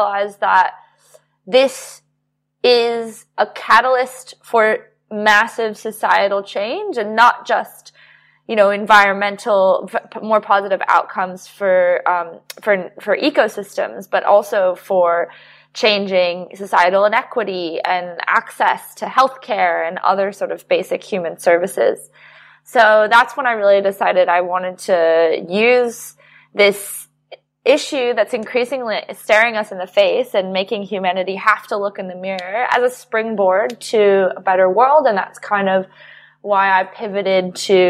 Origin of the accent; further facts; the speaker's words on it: United States; moved away; also born or lived in New York; my home country, the United States